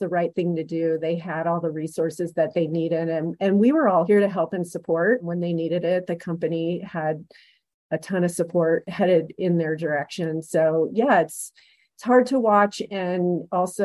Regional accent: San Francisco Bay Area, California, United States; moved away as an adult; now in Breckenridge, United States; I'm a California native. I grew up in the San Francisco Bay Area

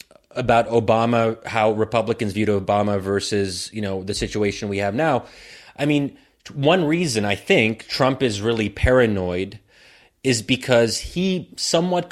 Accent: United States; me as an American Muslim

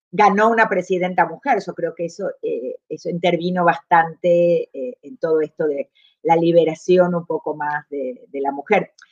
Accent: Argentina; moved away as an adult; also born or lived in Chile

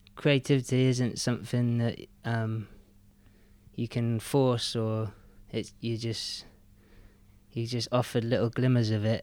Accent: Penzance, South West England, United Kingdom; moved away; also born or lived in Newlyn; I grew up in Newlyn, and then we moved to Penzance when I was seven or eight.

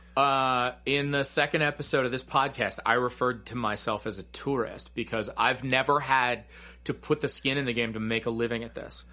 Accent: United States; growing up in America

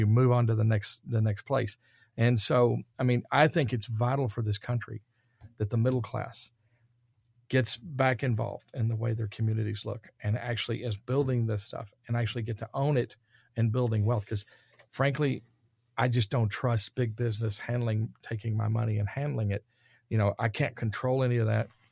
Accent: Dallas, Texas, United States; I'm from Dallas, Texas

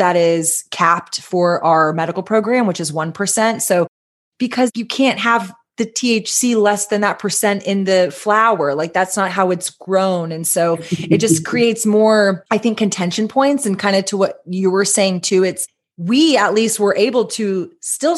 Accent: Texas, United States; as a Texan

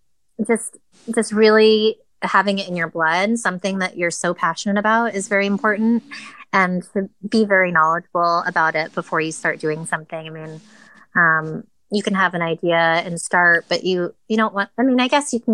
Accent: Connecticut, United States; I grew up in Connecticut

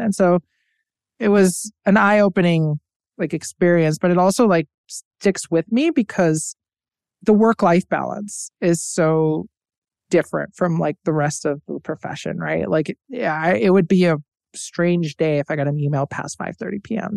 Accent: Tampa, Florida, United States; I was born and raised in Tampa, Florida.

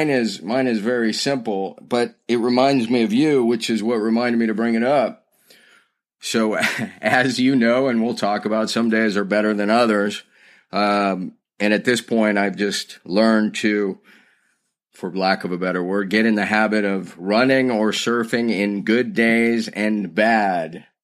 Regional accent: Austin, Texas, United States; I grew up in Austin, Texas.

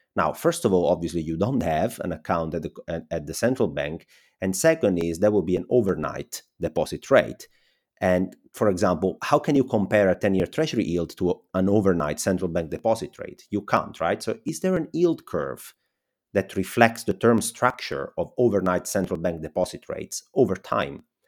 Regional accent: Italy; accent: Italian; English is a second language; my Italian accent

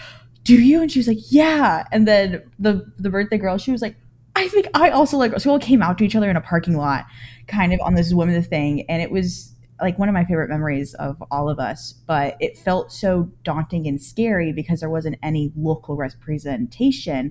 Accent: Moore County, North Carolina, United States; I lived in Moore County for about 20 years now.

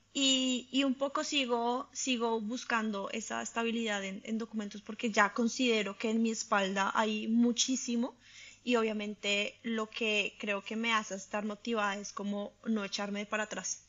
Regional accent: Colombia; moved away as an adult; now in Italy; yo soy colombiana, creo que primera cosa, identidad número uno. Soy colombiana

